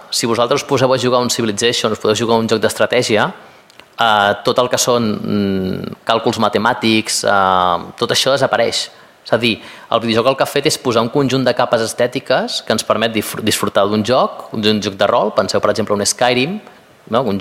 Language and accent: Catalan; Madrid, Community of Madrid, Spain; Jo, estic, us dic, jo vinc de Madrid i nosaltres el famós triangle friki no el tenim